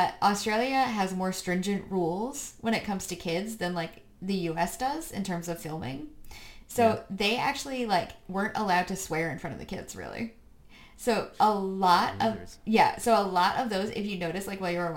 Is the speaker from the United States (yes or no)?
yes; United States; we're American